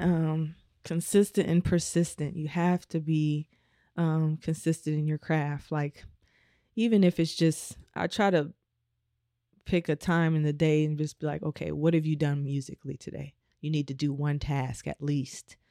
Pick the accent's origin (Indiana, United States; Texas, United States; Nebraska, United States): Nebraska, United States; Omaha; moved away; I'm from Omaha, Nebraska.